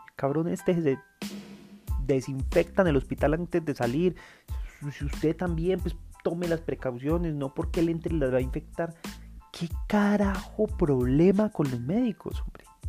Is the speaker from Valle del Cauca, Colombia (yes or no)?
no; Medellín, Antioquia, Colombia; also born or lived in Envigado; no me siento orgulloso de ser medellinense. Creo que nací aquí por casualidad